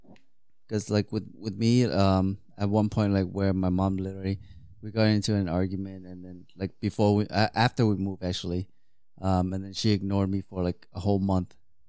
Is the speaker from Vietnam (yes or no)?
yes; Vietnam; also born or lived in Hong Kong; Because growing up, right, when I was in Vietnam, and then like, I was born in Hong Kong, but then when I went back to Vietnam, I only lived there for 1 year.